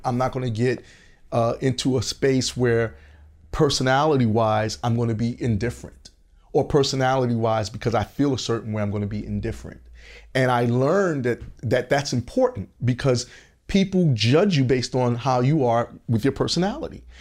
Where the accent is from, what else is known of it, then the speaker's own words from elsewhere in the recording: New York City, New York, United States; also born or lived in Augusta, Georgia; now in Los Angeles, United States; growing up in Brooklyn